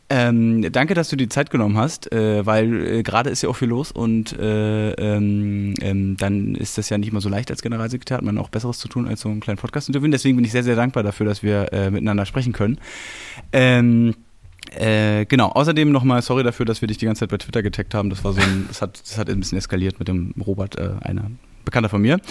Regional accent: Berlin, Germany; als Berliner, als geborener Berliner

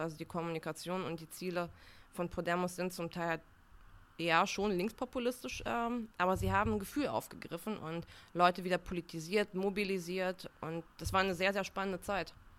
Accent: Uslar, Lower Saxony, Germany; moved away as an adult; also born or lived in Bulgaria / Münster; now in Berlin, Germany; ich bin in Niedersachsen aufgewachsen

